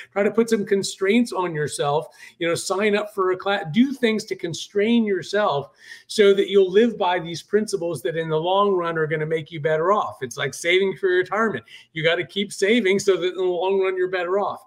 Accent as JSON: {"language": "English", "town": "Charleston", "region": "South Carolina", "country": "United States", "tie": "born or raised there", "said": "here in my hometown of Charleston, South Carolina"}